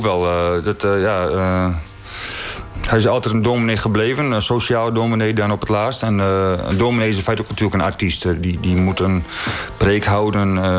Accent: Netherlands; ik ben opgegroeid in Veen, eh, Een grensdorp tussen Groningen en Friesland

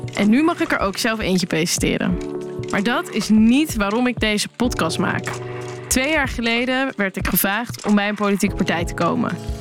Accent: Rotterdam, South Holland, Netherlands; Ik ben 29 jaar en ik kom uit Rotterdam

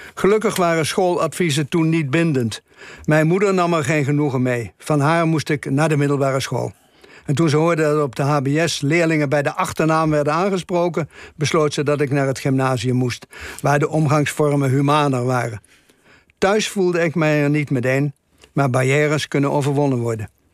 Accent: Velp, Gelderland, Netherlands; Er waren in mijn geboortedorp Velp vier lagere scholen

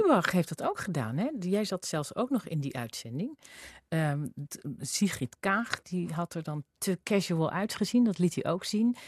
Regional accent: Zwolle, Overijssel, Netherlands; ik kwam uit Zwolle

